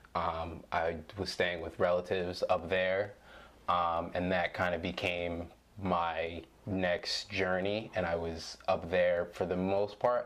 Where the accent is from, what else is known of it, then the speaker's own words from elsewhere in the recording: Williamstown, United States; growing up in Williamstown which is a predominantly white space